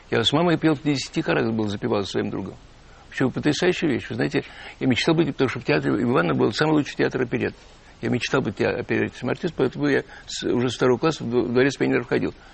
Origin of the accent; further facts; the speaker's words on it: Ivanovo, Ivanovo Oblast, Russia; now in Moscow, Russia; Конечно, потому что я, когда начал, приехал в Москву из Иванова, да, да. такой серый, скучный такой мальчик